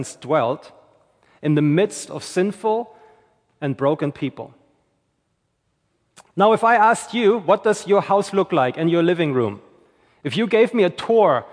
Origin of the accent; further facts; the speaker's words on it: Germany; also born or lived in St. Johns County, Florida; now in Florida, United States; I'm originally from Germany